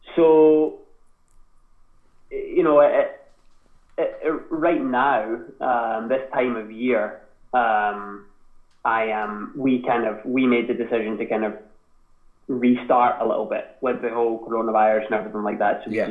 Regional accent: Scotland, United Kingdom; accent: Scottish twang; moved away as an adult; also born or lived in Boston; ourselves as British people or Scottish people

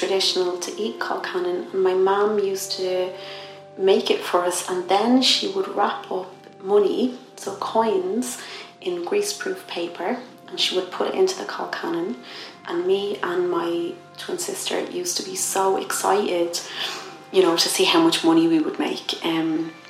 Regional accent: Dublin, Leinster, Ireland; During my childhood, growing up in Dublin

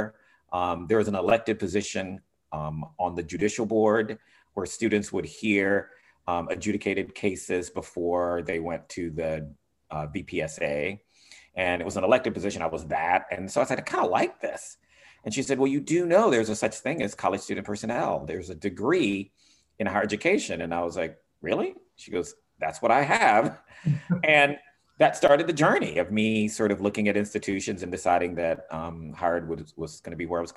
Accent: North Carolina, United States; moved away as an adult; also born or lived in Indiana; now in Washington, D.C., United States; I'm originally from North Carolina

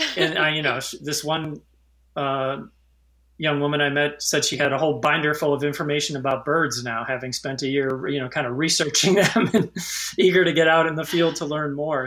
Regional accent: Naperville, Illinois, United States; also born or lived in out east; I grew up in Naperville.

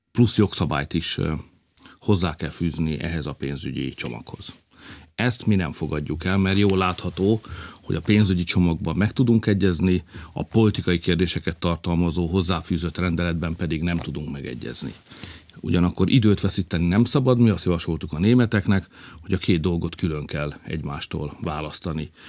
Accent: Hungary; mi magyarok vagyunk, meg keresztények

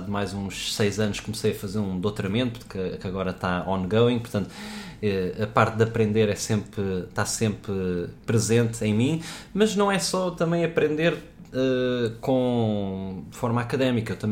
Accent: Portugal; also born or lived in United States / Netherlands / Dubai / South Africa; sou 100% português, mas nasci nos Estados Unidos

